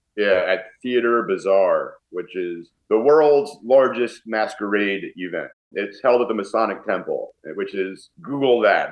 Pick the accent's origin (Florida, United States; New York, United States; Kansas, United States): New York, United States; I'm a New Yorker